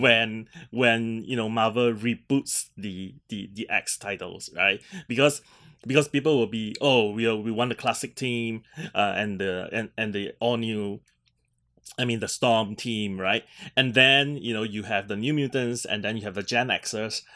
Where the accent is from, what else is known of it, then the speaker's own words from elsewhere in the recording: Singapore; being Singaporean